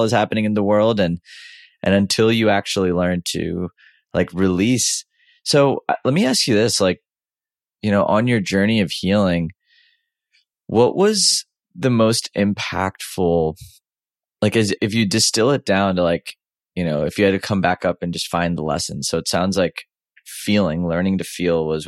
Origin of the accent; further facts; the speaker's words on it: Houston, Texas, United States; I grew up in Houston, Texas